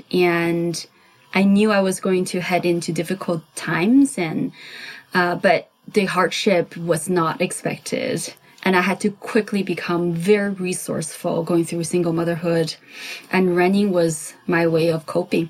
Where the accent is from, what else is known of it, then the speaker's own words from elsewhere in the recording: China; now in Southern California, United States; I grew up in China. I'm an immigrant.